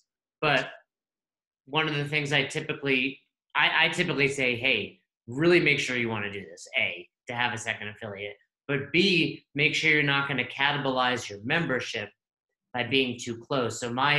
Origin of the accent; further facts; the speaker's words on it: New York, United States; I'm from New York